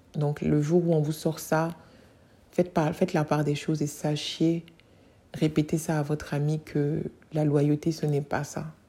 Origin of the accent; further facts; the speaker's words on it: Côte d’Ivoire; chez moi en Côte d'Ivoire